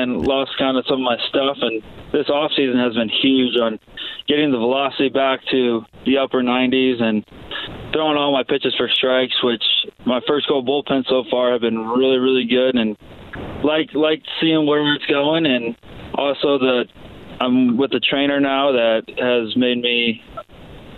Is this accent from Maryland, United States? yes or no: no; Toledo, Ohio, United States; growing up in Toledo area